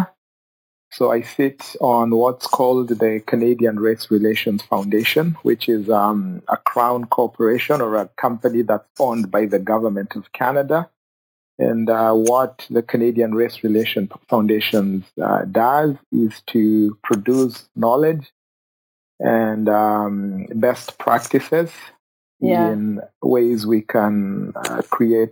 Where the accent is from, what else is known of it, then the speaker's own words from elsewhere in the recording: Kenya; moved away; I grew up in Kenya. So I grew up as a refugee in Kenya.